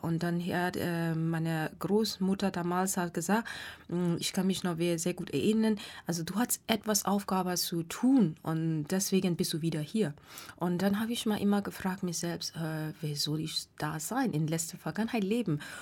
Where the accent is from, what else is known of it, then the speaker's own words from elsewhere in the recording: Myanmar; German is a second language; moved away as an adult; now in Frankfurt, Germany; ich komme ursprünglich aus Burma oder jetzt nennt man Myanmar